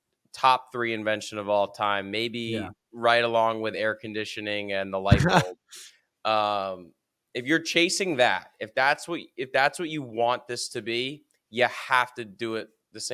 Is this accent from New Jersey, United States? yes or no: yes; New Jersey, United States; People can tell I'm like a foreigner down here because I came down from New Jersey and I don't have any tan.